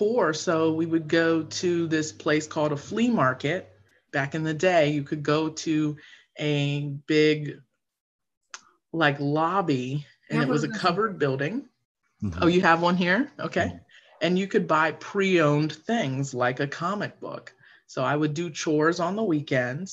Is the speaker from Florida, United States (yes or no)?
yes; Florida, United States; I grew up in Florida, and my parents met at Disney, and they both worked there